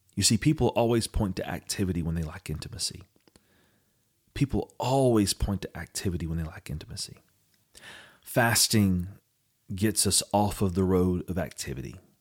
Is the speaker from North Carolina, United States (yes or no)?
yes; Eastern North Carolina, United States; in our family, we grew up in Eastern North Carolina